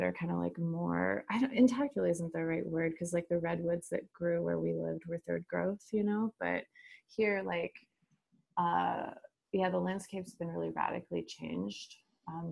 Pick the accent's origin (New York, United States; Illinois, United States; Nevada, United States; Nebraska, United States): Nebraska, United States; Lincoln; moved away as an adult; also born or lived in San Francisco Bay Area, California; moving back to my my hometown with my partner